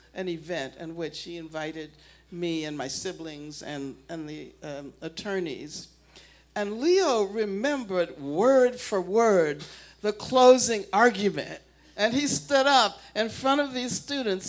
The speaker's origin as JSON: {"language": "English", "town": "Birmingham", "region": "Alabama", "country": "United States", "tie": "born or raised there", "said": "growing up in Birmingham"}